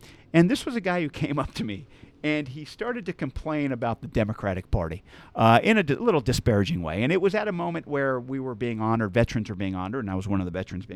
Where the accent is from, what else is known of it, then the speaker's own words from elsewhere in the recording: Central Coast, California, United States; raised in this community